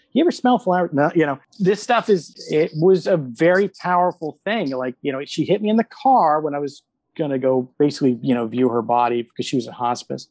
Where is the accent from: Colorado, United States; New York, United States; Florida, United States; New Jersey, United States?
Florida, United States; Sarasota; now in Orlando, United States; we grew up in Sarasota